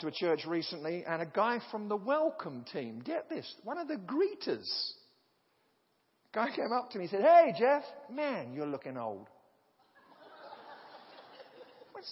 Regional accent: United Kingdom; as a British person

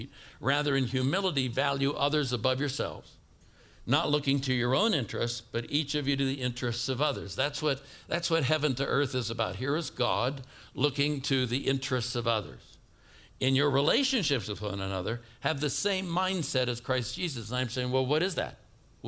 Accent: Oakland, California, United States; moved away; I was brought up in Oakland, California.

